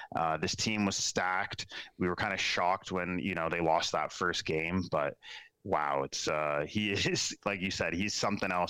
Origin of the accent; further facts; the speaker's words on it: Waterloo region, Ontario, Canada; growing up in the Waterloo region.